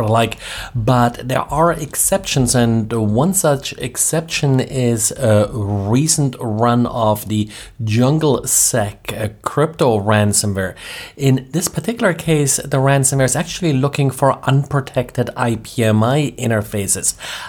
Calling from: Jacksonville, Florida, United States; I'm recording from Jacksonville, Florida.

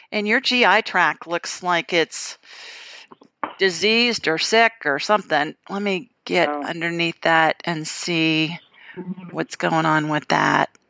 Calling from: Florida, United States; calling from Florida.

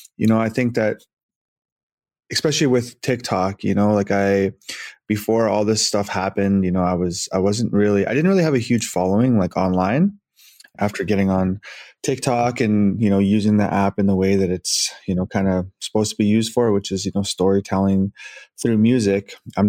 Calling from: Edmonton, Alberta, Canada; Yes, I'm in Edmonton.

